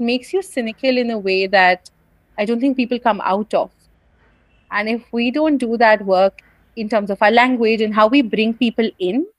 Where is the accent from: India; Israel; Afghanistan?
India; an upper caste person from a Hindu family in India